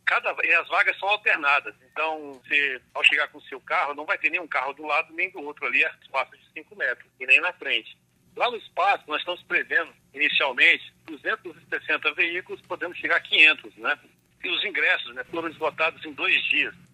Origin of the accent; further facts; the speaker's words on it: Cerrado, Central-West Brazil, Brazil; Nós que somos do Cerrado e a gente que ama esse bioma nosso, né, do Centro-Oeste